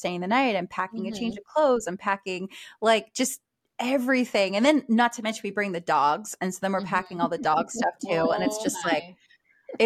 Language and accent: English; Maine, United States; now in Texas, United States; I'm from Maine. And when I go home to Maine